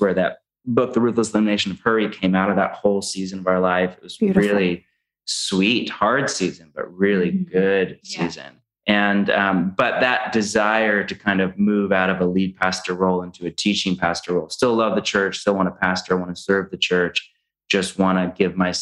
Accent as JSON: {"language": "English", "region": "California", "country": "United States", "moved": "yes", "said": "We're from California"}